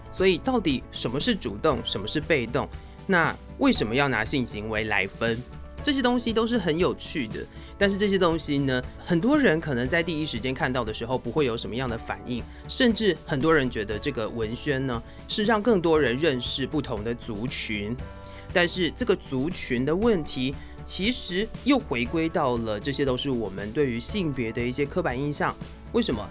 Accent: Taiwan; 我们台湾人

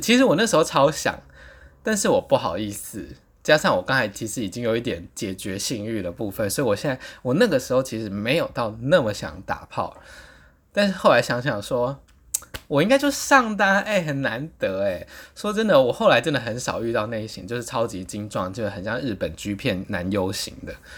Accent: Taipei, Taiwan; 我就说我是台湾来的，台北来的这样子

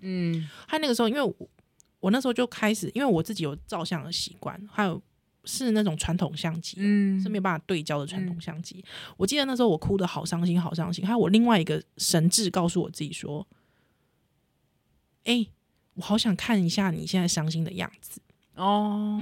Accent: New Taipei, Taiwan; 我是台北人，就是新，新北市人

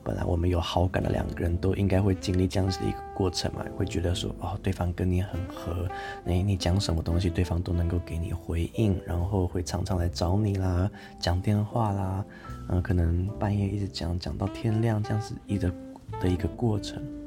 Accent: Taichung, Taiwan; moved away as an adult; also born or lived in Tainan; now in Taipei, Taiwan; 我是台中人嘛，我大学在台南读，然后现在研究所在台北读

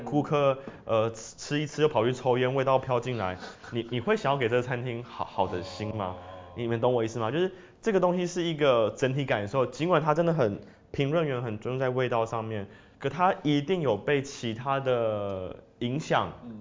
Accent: Taiwan; moved away as an adult; also born or lived in France; 就是一个台湾人

